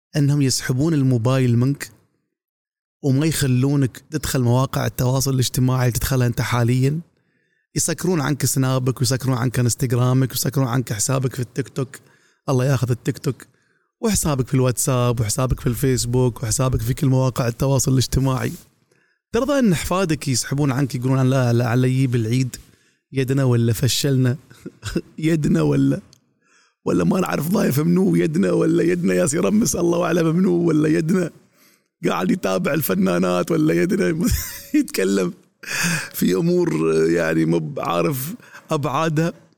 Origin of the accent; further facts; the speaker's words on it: Dubai, United Arab Emirates; عندنا في دبي